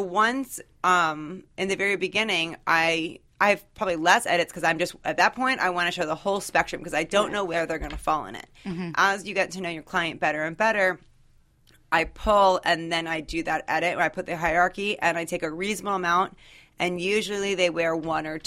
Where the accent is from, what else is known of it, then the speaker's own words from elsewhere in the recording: Washington, District of Columbia, United States; I'm from Washington, D.C.